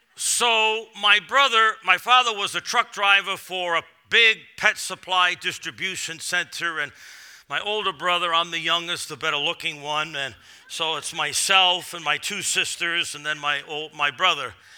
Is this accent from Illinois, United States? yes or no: no; Massachusetts, United States; moved away; I'm from Massachusetts, so coming here is sort of always like coming home